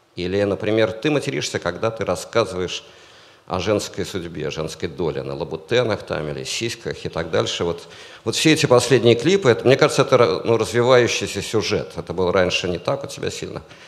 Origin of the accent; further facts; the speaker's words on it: Saint Petersburg, Russia; я рос в Питере